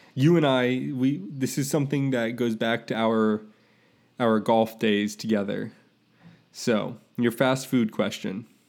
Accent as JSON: {"language": "English", "town": "Tampa", "region": "Florida", "country": "United States", "tie": "born or raised there", "said": "I grew up in Tampa"}